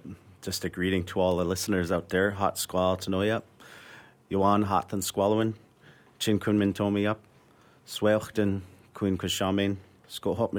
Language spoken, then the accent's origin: English; North Vancouver, British Columbia, Canada; I grew up in Oslohon Village in North Vancouver, part of the Squamish Nation